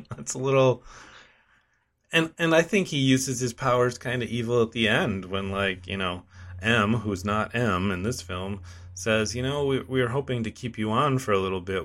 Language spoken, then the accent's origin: English; United States; I'm American